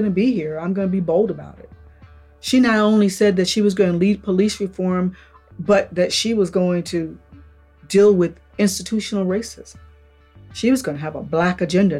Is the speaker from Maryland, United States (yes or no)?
yes; Upper Marlboro, Maryland, United States; I grew up in Upper Marlboro, one of the most racist towns there are in the state of Maryland